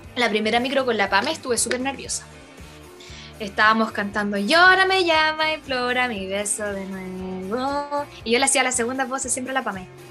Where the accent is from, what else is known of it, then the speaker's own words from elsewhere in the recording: Hualpén, Biobío, Chile; Yo soy de Hualpén